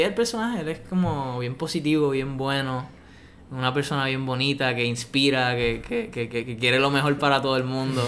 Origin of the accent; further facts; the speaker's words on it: Puerto Rico; escucho trap y reggaetón de Puerto Rico porque soy boricua